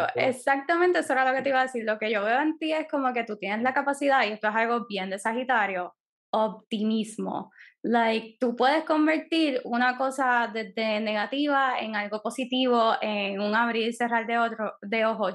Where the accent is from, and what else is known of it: Puerto Rico